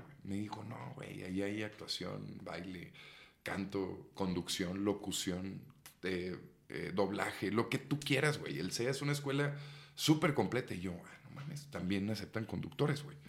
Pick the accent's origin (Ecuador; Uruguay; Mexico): Mexico; San Nicolás de los Garza, Nuevo León; now in Mexico City, Mexico; Nací en Monterrey, Nuevo León, San Nicolás de los Garza, para ser más preciso